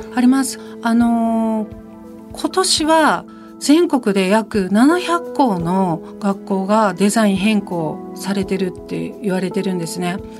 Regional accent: Takamatsu, Kagawa, Japan; 私の地元香川県高松市の自宅を拠点に開業して

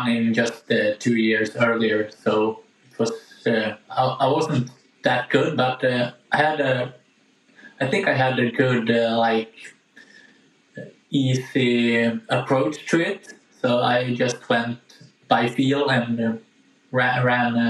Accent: Gävle, Gävleborg County, Sweden; I used the small hill we have in Gävle, where I live

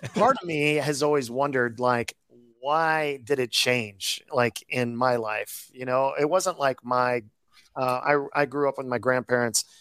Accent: Iowa, United States; now in Florida, United States; when I grew up in Iowa, I knew Mrs. Wittemeyer

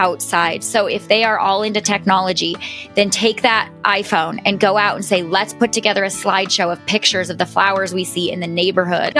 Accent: the mountains of the West, United States; I was born and raised in the mountains of the West

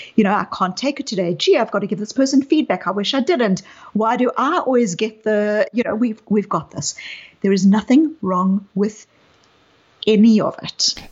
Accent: South Africa; you can hear from my accent that I um, grew up in apartheid South Africa. I was a white South African growing up in apartheid South Africa.

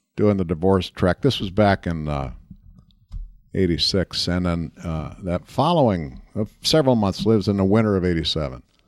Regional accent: Central Minnesota, United States; moved away; Central Minnesota, lakes, country

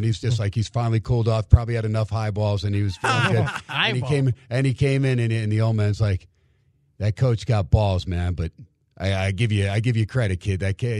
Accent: Ohio, United States; now in Las Vegas, United States; RJ, you remember growing up in Ohio, Brad, too, that first 40, 42-degree day after the winter, you're in a T-shirt already throwing that football around.

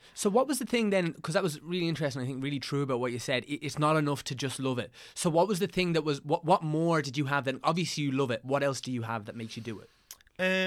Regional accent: County Meath, Leinster, Ireland; I'm from Des Moines, County Meath

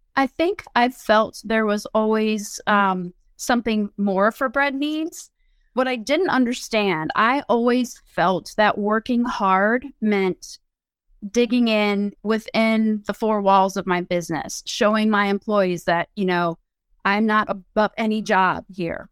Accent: Findlay, Ohio, United States; moved away as an adult; wanted to move back to my hometown, and my former husband and I did so

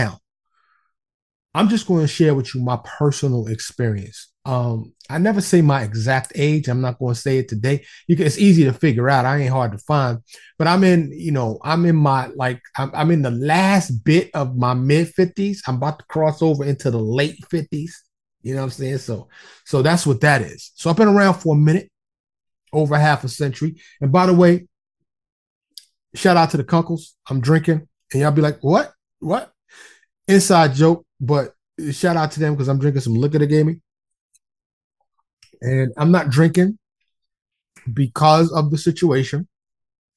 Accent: New York City, New York, United States; I grew up in New York City. Okay, born and raised in the streets of Harlem and the Bronx.

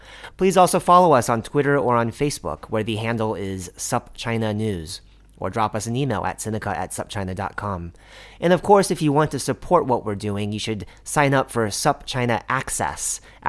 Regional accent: Kansas City, Missouri, United States; now in Beijing, China; I grew up in Kansas City

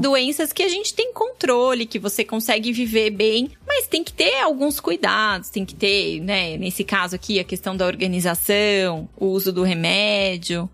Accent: São Paulo, Brazil; Sou nascida e criada na Penha.

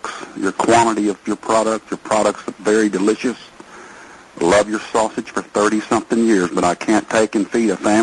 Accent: Texas, United States; I'm not from the North. I'm a Texas man

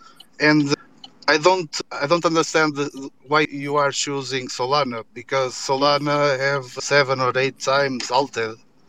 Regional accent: Portugal; I'm from Portugal.

